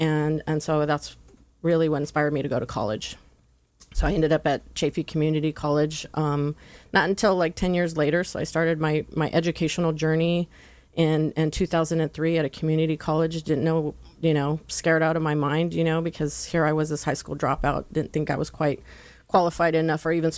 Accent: Los Angeles, California, United States; also born or lived in San Gabriel Valley, California; I'm the youngest of five, so having siblings growing up in the East LA area

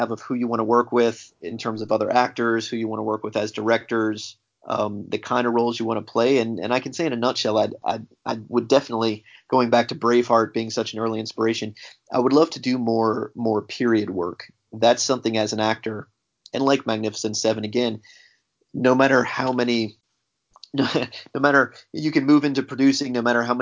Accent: United States; as an American actor

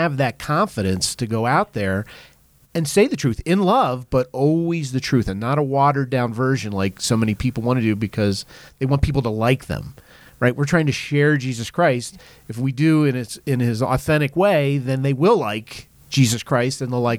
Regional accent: East Coast, United States; I'm from the East Coast

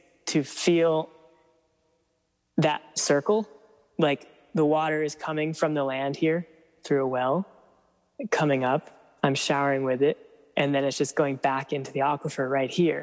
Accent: East Coast, United States; moved away as an adult; now in California, United States; I grew up on the East Coast

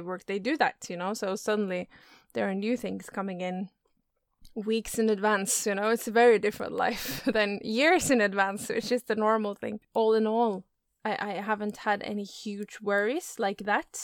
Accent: Oslo, Norway; In Oslo. That's where I live and where I'm from. Yeah. Mm-hmm. So it's it's uh, my hometown.

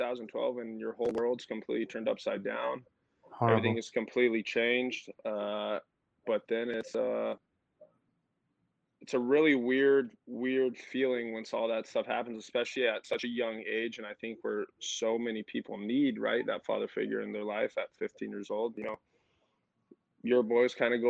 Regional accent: Tucson, Arizona, United States; I was born and raised in Tucson, Arizona

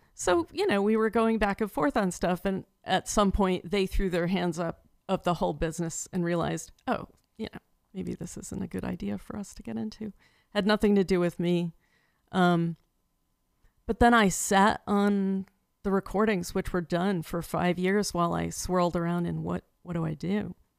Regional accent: Trumbull, Connecticut, United States; now in Shelton, United States; I grew up in Trumbull

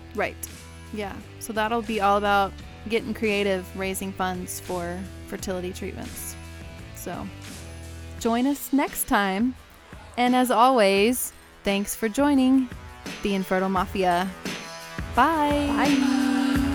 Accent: Texas, United States; now in Chicago, United States; I moved to Chicago, obviously. I grew up in Texas

